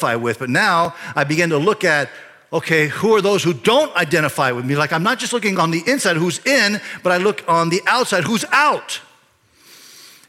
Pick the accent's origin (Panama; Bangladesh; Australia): Panama; Panama Canal Zone; I was born in the Panama Canal Zone, when it was the Panama Canal Zone